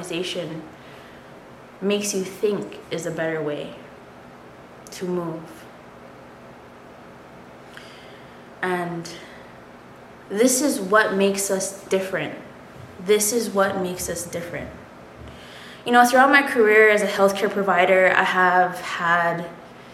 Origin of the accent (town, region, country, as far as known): Hawaii, United States